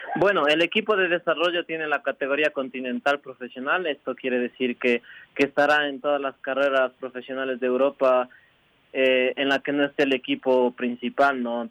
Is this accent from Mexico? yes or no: no; Cayambe, Pichincha, Ecuador; also born or lived in La Esperanza, Ibarra, Imbabura, Ecuador; soy de Imbabura. Eh, me crié y entrené todo, todo el tiempo en, en, la provincia de Pichincha con Byron en Cayambe, pero soy orgullosamente de Ibarra